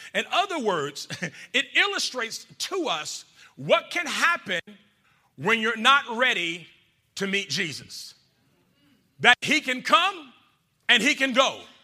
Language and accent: English; Georgia, United States; I'm from Georgia. I'm from Georgia